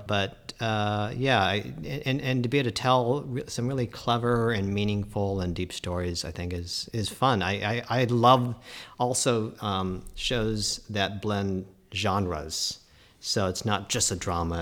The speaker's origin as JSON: {"language": "English", "region": "Colorado", "country": "United States", "said": "we're all from Colorado"}